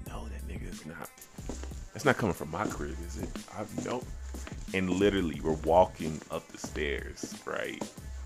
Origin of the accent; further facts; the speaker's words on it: Chicago, Illinois, United States; growing up in 90s, Chicago, growing up in Chicago in the 90s